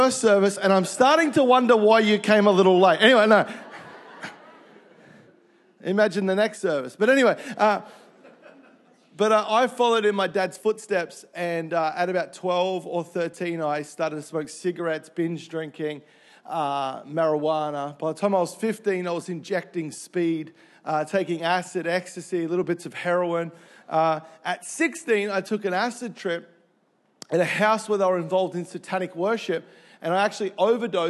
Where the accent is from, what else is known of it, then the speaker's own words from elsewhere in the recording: Melbourne, Victoria, Australia; moved away; I grew up in Melbourne